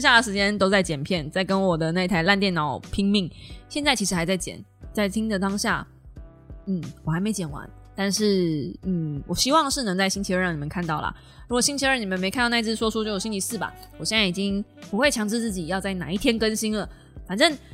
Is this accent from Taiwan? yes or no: yes; Kaohsiung, Taiwan; 不是因为我是高雄人才这样子讲的